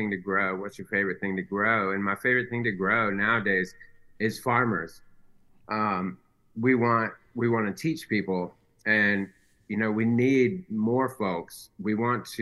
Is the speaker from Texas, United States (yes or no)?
no; Shelby, North Carolina, United States; We say we're from Shelby, but we're actually out in the county